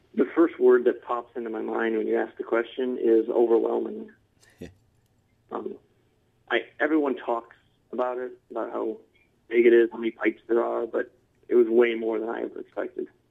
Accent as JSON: {"language": "English", "town": "Detroit", "region": "Michigan", "country": "United States", "tie": "born or raised there", "also_born_or_lived": "Mount Pleasant, Michigan", "said": "I've been in Michigan all my life. I grew up in uh, downstate Michigan, a suburb of Detroit."}